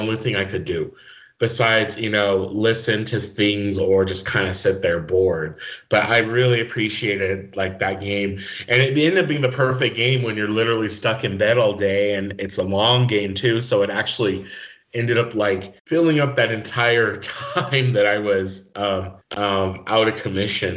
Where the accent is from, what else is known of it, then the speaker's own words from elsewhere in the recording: New Mexico, United States; moved away as an adult; also born or lived in Indiana; New Mexico, my home state